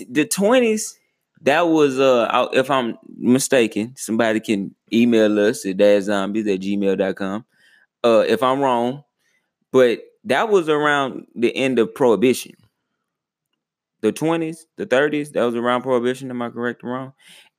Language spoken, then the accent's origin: English; Texas, United States; And to me, like, I'm a native of Texas. So we was out of school.